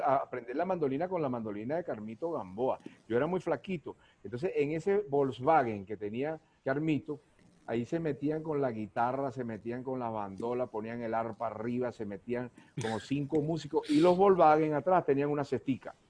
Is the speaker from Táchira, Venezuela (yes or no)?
no; Ciudad Bolívar, Bolívar, Venezuela; desde pequeño yo siempre, mi, mis hermanos, y casi todos los cuatristas de Ciudad Bolívar usamos eso